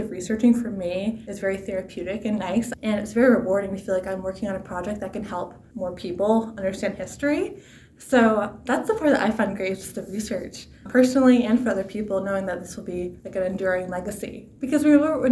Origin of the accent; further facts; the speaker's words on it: Brunswick, Maine, United States; moved away as an adult; now in Walla Walla, United States; I'm from Brunswick, Maine